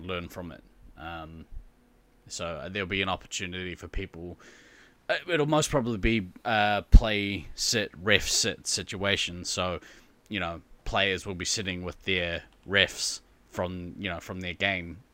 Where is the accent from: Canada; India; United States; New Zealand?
New Zealand; as a Kiwi